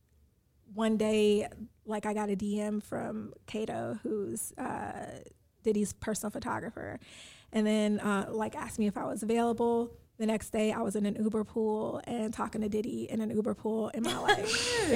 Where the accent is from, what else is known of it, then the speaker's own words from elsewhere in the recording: Chicago, Illinois, United States; I'm from Chicago, so, like, I understand, you know, different things.